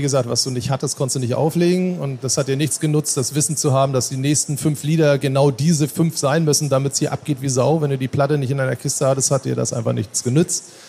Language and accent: German; Norderstedt, Schleswig-Holstein, Germany; ich komme aus Norderstedt im Norden von Hamburg